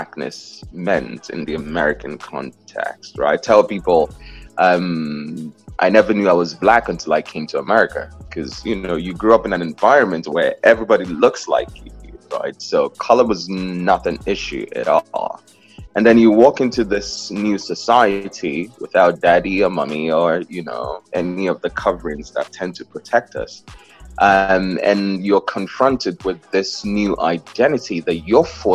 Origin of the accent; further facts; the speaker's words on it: South East, Nigeria; moved away as an adult; now in New York, United States; I was born in Nigeria. I'm the fourth of 6 children in 5 countries